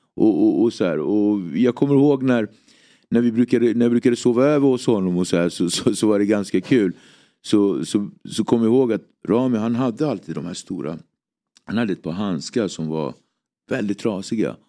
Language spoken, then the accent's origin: Swedish; Nacka, Stockholm County, Sweden; also born or lived in Cape Verde; Jag är uppväxt i Nacka, en väldigt eh, idyllisk förort